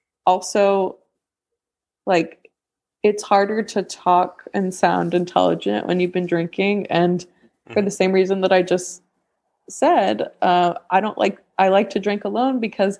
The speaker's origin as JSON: {"language": "English", "country": "New Zealand", "said": "I'm from New Zealand, so."}